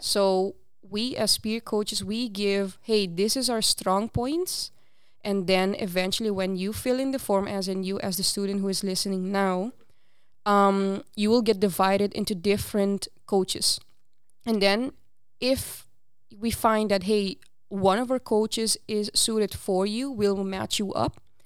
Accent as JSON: {"language": "English", "country": "Aruba", "tie": "born or raised there", "first_language": "Papiamento", "second_language": "English", "moved": "as an adult", "lives_now": "Netherlands", "said": "I actually was born and raised in Aruba, and I moved here to the Netherlands about six years ago"}